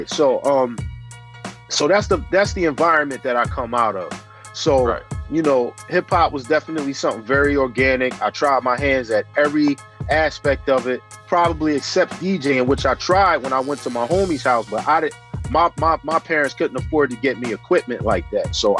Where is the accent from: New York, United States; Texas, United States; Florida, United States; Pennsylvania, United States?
Pennsylvania, United States; Philadelphia; I grew up in West Philadelphia, a section called the Cobbs Creek section, which is pretty much central West Philadelphia, product of West Philadelphia schools all my life